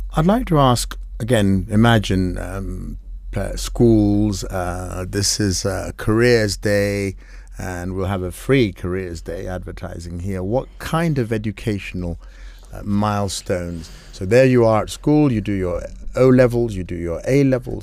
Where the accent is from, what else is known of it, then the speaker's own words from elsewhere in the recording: Kenya; we are Africans, because we're Kenyan